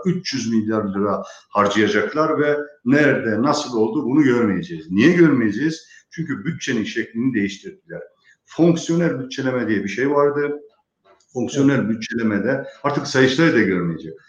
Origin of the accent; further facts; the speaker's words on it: Rize Province, Turkey; moved away; also born or lived in Istanbul; memleketim Rize'ye gidiyorum.